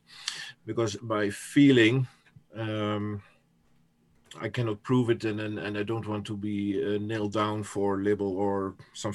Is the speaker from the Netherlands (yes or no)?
yes; Netherlands; first language Dutch; English is a second language; I'm from the Netherlands, so English is not my first language